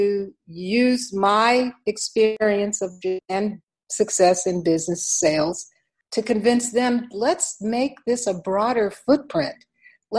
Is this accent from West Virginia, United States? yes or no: yes; West Virginia, United States; born in the state of West Virginia. 3% of the people look like me. So there's a regional box that is associated with my home state